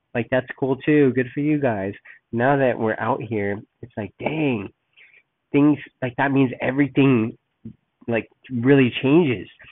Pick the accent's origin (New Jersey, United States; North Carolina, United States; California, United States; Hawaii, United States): California, United States; Los Angeles; moved away as an adult; also born or lived in San Diego, California / Oakland, California / Berkeley, California; now in Texas, United States; I was born and raised in Los Angeles until I was about 13. We moved down to San Diego